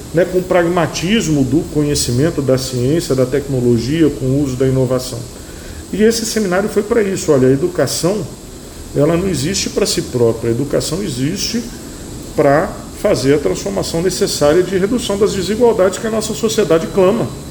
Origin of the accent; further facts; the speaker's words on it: Brazil; nós somos brasileiros